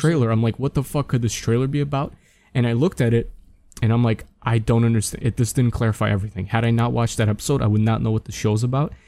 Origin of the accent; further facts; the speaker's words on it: New York, United States; being a New Yorker, you know, growing up, I always, especially in, like, elementary school and middle school